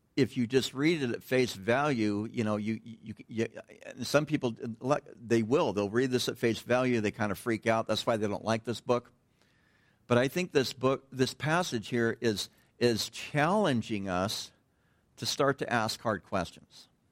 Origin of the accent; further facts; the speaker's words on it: United States; moved away; I'm from Tahoe